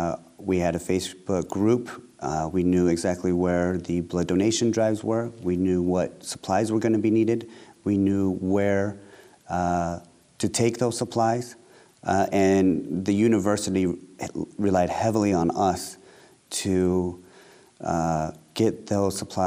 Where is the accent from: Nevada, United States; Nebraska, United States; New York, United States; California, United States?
Nevada, United States; Las Vegas; I'm from Las Vegas. I grew up there.